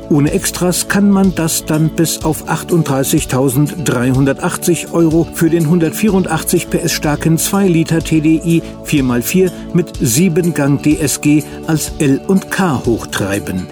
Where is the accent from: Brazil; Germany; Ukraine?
Germany; Bei uns in Deutschland sagt man meistens Skoda mit langgezogenem O.